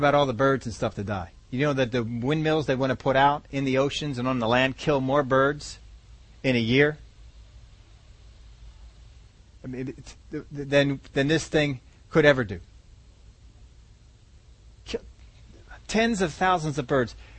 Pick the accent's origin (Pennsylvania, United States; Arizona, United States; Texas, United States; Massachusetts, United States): Pennsylvania, United States; Philadelphia; I was from Philadelphia